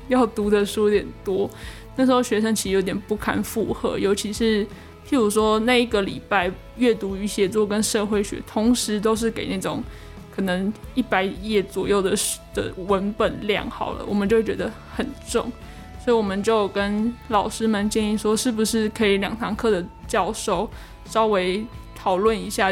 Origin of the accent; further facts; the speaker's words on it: Hualien, Hualien County, Taiwan; moved away as an adult; now in Kaohsiung, Taiwan; 其实我自己算是东部人，那，呃，我是花莲人，所以其实相较于北部，其实我在花莲的时候是随处都可以看见山的